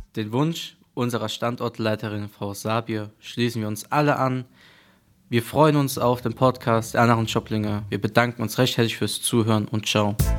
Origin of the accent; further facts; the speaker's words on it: Ludwigshafen, Rhineland-Palatinate, Germany; ich bin eigentlich nie aus Ludwigshafen rausgekommen, bin in Lu geboren